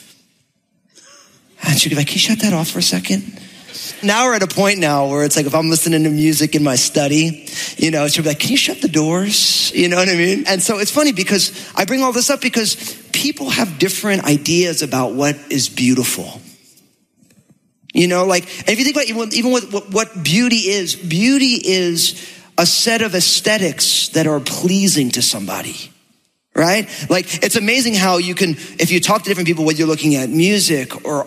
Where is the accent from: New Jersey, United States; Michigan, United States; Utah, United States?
New Jersey, United States; I'm from New Jersey